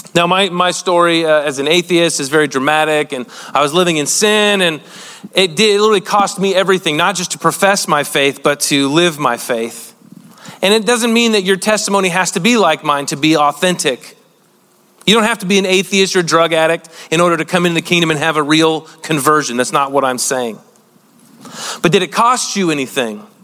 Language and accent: English; United States; being an American